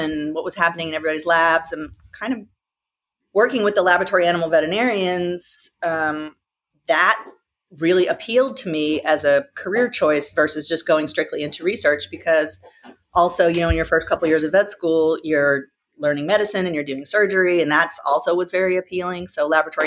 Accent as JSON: {"language": "English", "town": "Nashville", "region": "Tennessee", "country": "United States", "tie": "born or raised there", "also_born_or_lived": "Montana", "moved": "as an adult", "lives_now": "San Diego, United States", "said": "I grew up in Nashville, Tennessee."}